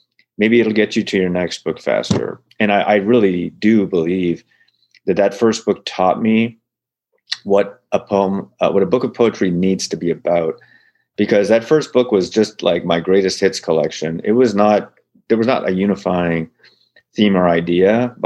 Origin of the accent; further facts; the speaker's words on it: Ottawa, Ontario, Canada; moved away as an adult; also born or lived in Montreal / Toronto / California; now in Sacramento, United States; I grew up in Ontario. The capital city of Ottawa is in Ontario. That's where I grew up.